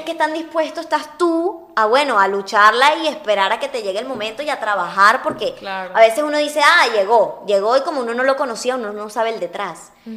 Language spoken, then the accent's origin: Spanish; Venezuela; moved away; also born or lived in Uruguay; soy una uruguaya criada en Venezuela y amo muchísimo Venezuela